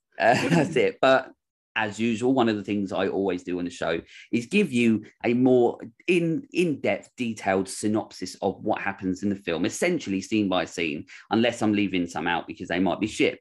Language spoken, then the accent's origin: English; United Kingdom; I'm British